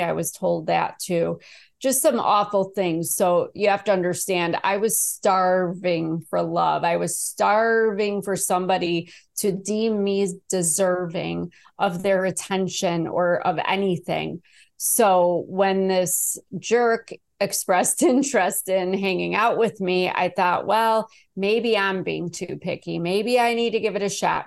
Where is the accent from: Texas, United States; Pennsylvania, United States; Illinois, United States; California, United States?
Illinois, United States; Chicago; I was born in Chicago. I didn't have the best childhood either, but I loved the vibe of the city